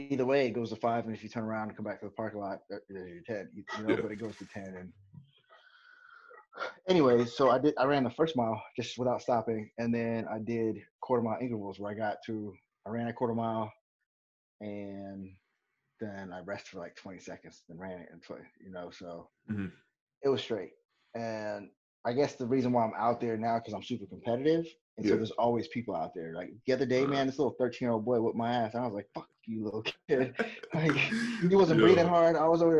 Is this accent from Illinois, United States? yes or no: no; Anchorage, Alaska, United States; also born or lived in Destin / Minnesota / Texas / California; I'm just kind of all over the place right now, like most of my life has been. I grew up in Anchorage, Alaska, but from Anchorage, before I got there, I was living here in Destin